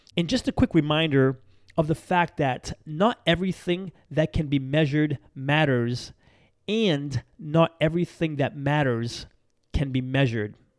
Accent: Massachusetts, United States; moved away; I'm from back there. I'm from Massachusetts.

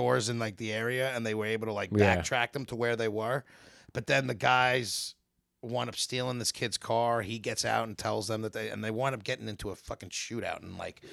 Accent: New York, United States; we're from New York

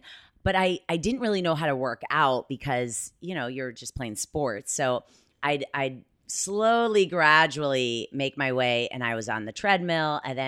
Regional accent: Columbus, Ohio, United States; I'm from Columbus.

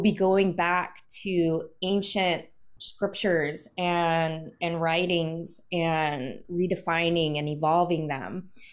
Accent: South Hill, Virginia, United States; from South Hill, Virginia

